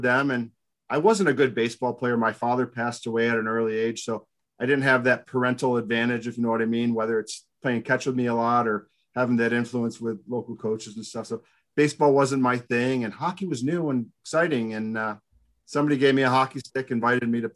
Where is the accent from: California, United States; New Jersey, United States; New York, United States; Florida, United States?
New York, United States; Binghamton; I grew up in Binghamton, New York